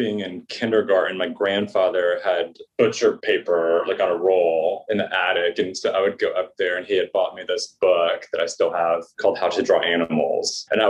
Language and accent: English; Saginaw, Michigan, United States; born there; I was born in Saginaw, Michigan.